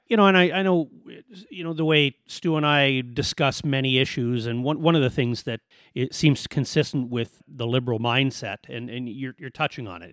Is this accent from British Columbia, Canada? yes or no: no; Edmonton, Alberta, Canada; moved away as an adult; now in Kelowna, Canada; we're from Alberta